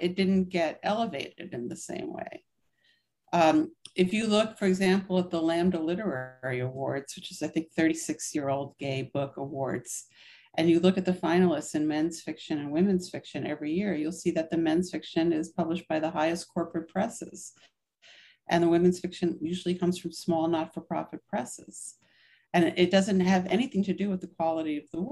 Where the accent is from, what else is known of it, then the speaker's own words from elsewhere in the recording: New York, United States; I was born in 1958 in New York